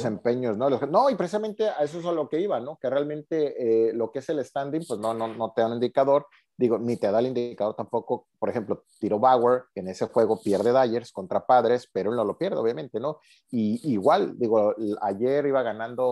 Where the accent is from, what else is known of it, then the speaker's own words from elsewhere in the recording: Mexico; como buenos mexicanos